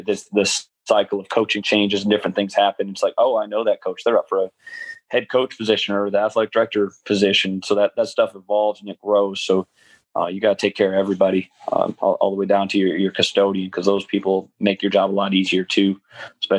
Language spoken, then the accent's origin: English; Buffalo, New York, United States; moved away; I'm from Buffalo, New York, small winter snow town